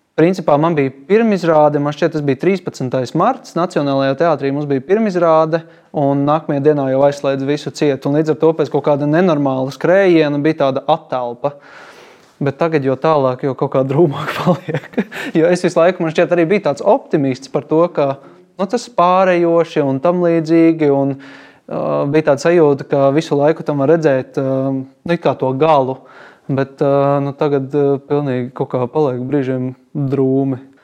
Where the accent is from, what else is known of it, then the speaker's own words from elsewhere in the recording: Balgale, Tukums Municipality, Latvia; es patiesībā nāku no Balgalas.